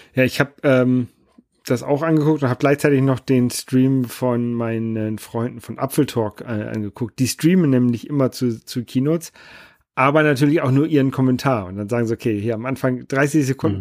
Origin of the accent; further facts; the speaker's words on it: Germany; bei uns in Deutschland